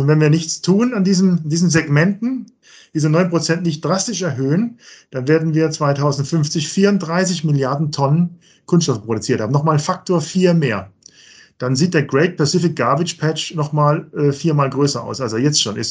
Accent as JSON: {"language": "German", "country": "Germany", "said": "bei uns in Deutschland"}